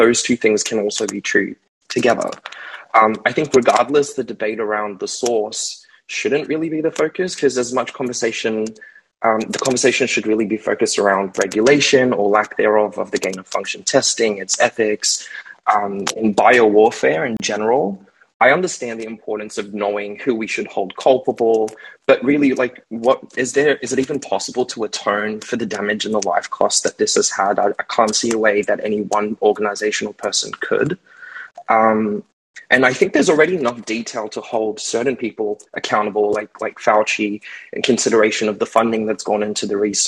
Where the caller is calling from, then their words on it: Australia; I'm calling from Australia.